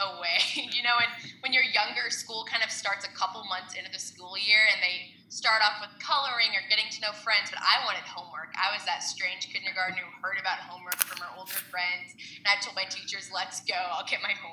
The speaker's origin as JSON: {"language": "English", "region": "Kansas", "country": "United States", "tie": "born or raised there", "said": "I'm born and raised in Kansas"}